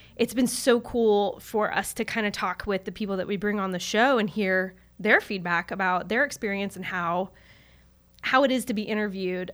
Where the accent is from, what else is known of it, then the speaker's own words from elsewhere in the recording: Charlotte, North Carolina, United States; I grew up in Charlotte